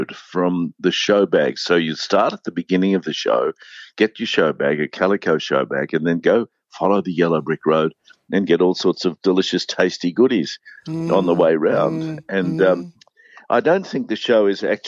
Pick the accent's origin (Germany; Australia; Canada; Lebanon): Australia; near Texas, southeast Queensland; now in Melbourne, Australia; I grew up near Texas in southeast Queensland